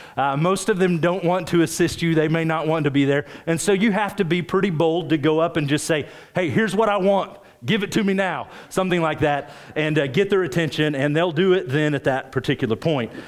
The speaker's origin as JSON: {"language": "English", "region": "rural Oklahoma", "country": "United States", "tie": "born or raised there", "moved": "yes", "lives_now": "Springfield, United States", "said": "I grew up in Oklahoma, rural Oklahoma"}